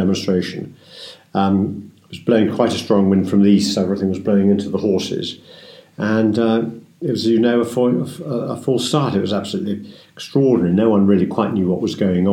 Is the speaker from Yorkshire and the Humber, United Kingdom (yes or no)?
no; Oxford, South East England, United Kingdom; moved away; I grew up in Oxford, as I said, and so I hunted with the Bicester there from when my first memories, really, when I was, 8 till we moved up here